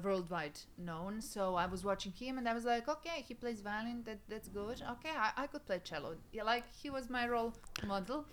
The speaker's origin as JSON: {"language": "English", "country": "Serbia", "tie": "born or raised there", "second_language": "English", "said": "my hometown, which mm. is uh, like 100 kilometers away from Belgrade in the west"}